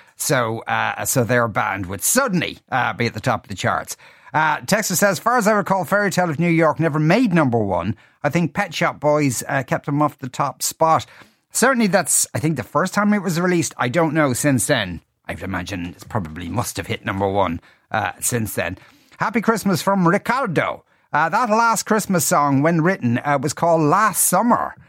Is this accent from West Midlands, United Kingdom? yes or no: yes; near Birmingham, West Midlands, United Kingdom; now in Ireland; I grew up in England in the nineteen eighties